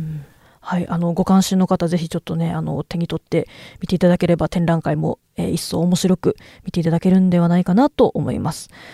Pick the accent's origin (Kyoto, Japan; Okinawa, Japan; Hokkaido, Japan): Kyoto, Japan; 私はちょっと京都が地元なんで